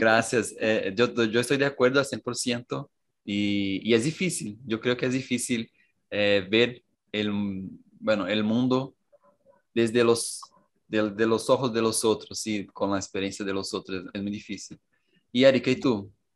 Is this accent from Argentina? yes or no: no; Cajamar, São Paulo, Brazil; Spanish is a second language; soy de São Paulo, Cajamar